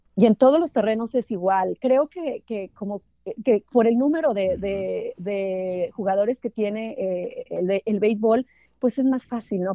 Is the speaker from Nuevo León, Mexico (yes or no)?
no; San Juan del Río, Durango, Mexico; now in Los Angeles, United States; Yo nací en, Durango, en, el, un municipio que se llama San Juan del Río, en la cuna de, Francisco Villa